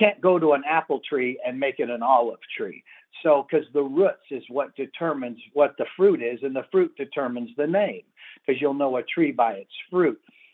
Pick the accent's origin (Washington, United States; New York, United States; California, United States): California, United States; Los Angeles; I was raised in Los Angeles in the 60s during the Watts riots